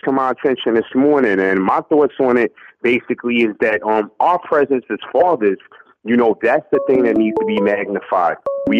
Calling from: Newark, New Jersey, United States; I'm calling from Newark, New Jersey.

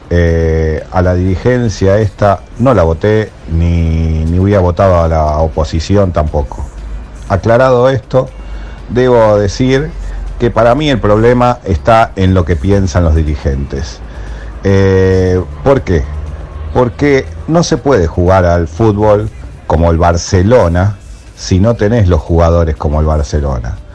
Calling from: Buenos Aires, Argentina; de Caballito.

